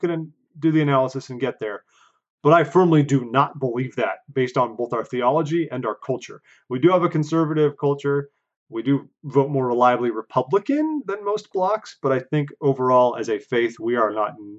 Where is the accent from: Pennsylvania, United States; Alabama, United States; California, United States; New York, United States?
California, United States; I was born and raised in California